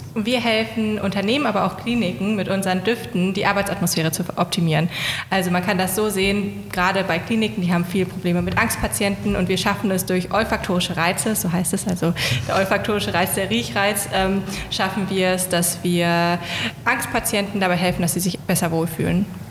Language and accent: German; Hanover, Lower Saxony, Germany; moved away; also born or lived in Greifswald; Ich komme aus Hannover